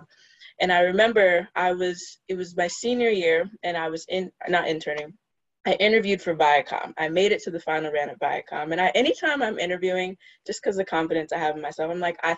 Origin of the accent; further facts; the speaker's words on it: Los Angeles, California, United States; moved away as an adult; now in New York, United States; I am from Los Angeles originally, but live in New York now